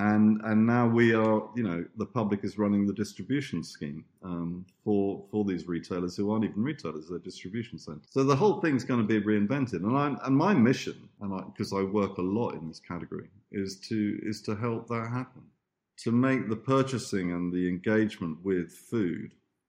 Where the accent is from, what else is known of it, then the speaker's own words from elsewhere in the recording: Italy; this market that we used to go to that was actually where I grew up in Italy with my Italian aunt